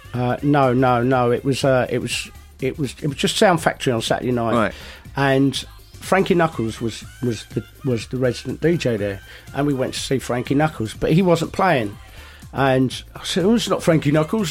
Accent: London, United Kingdom; we're from London

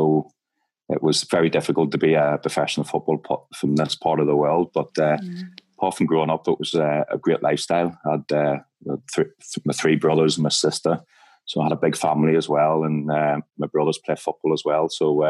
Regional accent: Tamlaght, near Enniskillen, County Fermanagh, Northern Ireland, United Kingdom; moved away as an adult; also born or lived in Manchester, England / Denmark / Greece / Glasgow, Scotland; I live outside 5 mile town now, just in County Tyrone. Now, I was brought up in Tamla, just 3 miles outside Enniskillen.

